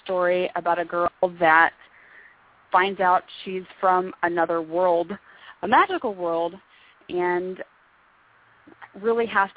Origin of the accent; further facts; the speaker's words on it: Northern California, United States; moved away as an adult; now in Arizona, United States; we're from Northern California